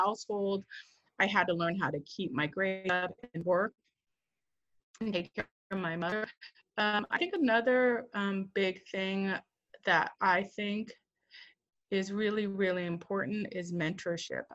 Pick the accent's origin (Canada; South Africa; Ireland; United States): United States; the Northwest, Washington; also born or lived in Korea; now in Portland, United States; I grew up in the Northwest where there are lots of white people